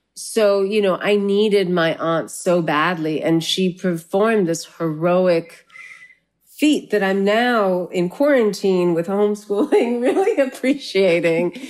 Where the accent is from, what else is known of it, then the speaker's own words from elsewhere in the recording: La Puente, California, United States; moved away as an adult; also born or lived in South India; now in New York, United States; I grew up in La Puente